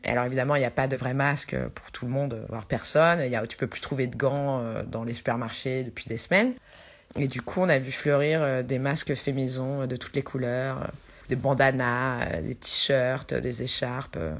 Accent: France; now in Buenos Aires, Argentina; je suis française.

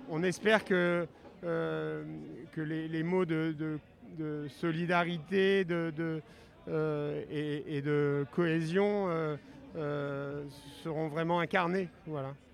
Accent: Kabylie, Algeria; je suis un kabyle.

